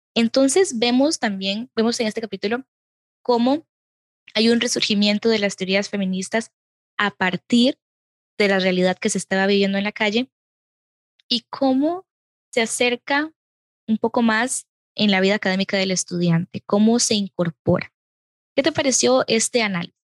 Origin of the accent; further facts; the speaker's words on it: Costa Rica; yo como costarricense